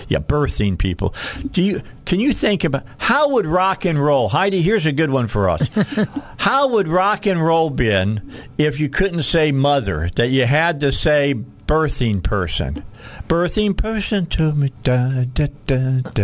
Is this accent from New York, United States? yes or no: no; Gary, Indiana, United States; what I grew up with outside of Gary, Indiana when I was a kid